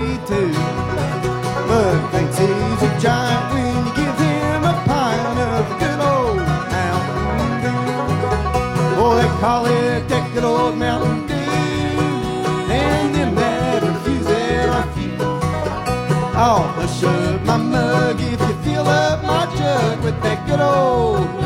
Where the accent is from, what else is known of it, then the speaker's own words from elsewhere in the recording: Badeville, Kentucky, United States; I'm from Badeville